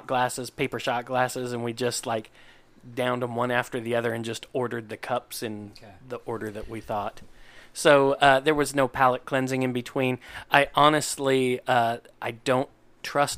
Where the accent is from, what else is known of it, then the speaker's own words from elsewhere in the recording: Louisville, Kentucky, United States; I grew up in Kentucky, in Louisville, Kentucky